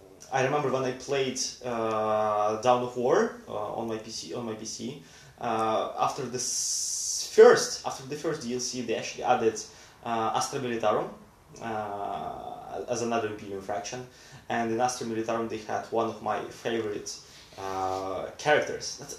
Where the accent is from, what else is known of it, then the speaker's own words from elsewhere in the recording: Russia; now in Sweden; I'm from Russia